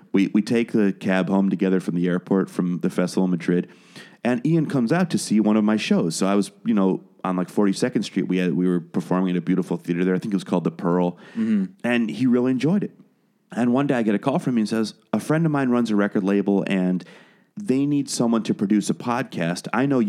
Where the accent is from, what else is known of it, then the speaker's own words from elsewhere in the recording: Wales, United Kingdom; born there; now in United States; You can't hear it in my accent, but I was born in Wales. I'm a British citizen